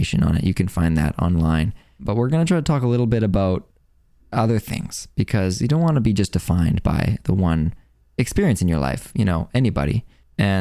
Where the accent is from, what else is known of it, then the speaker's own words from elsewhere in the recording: Saskatoon, Saskatchewan, Canada; I'm from Saskatoon, Saskatchewan, Canada.